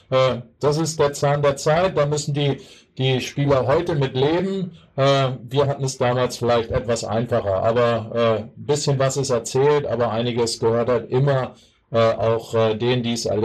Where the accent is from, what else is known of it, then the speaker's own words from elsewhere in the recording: Hanover, Lower Saxony, Germany; Ich bin als, als Niesburger nach Anderten gewechselt, schon als Kind